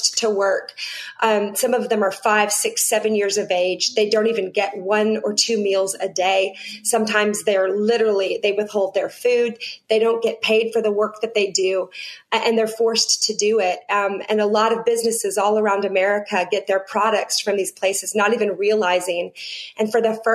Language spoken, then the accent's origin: English; Seattle, Washington, United States; now in Nashville, United States; I was born and raised in Seattle, Washington